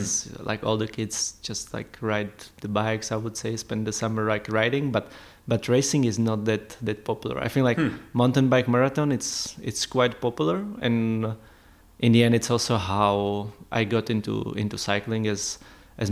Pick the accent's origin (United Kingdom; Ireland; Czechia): Czechia; Prague; moved away as an adult; also born or lived in Andorra; growing up in Prague in a big city, it was not really for winter sports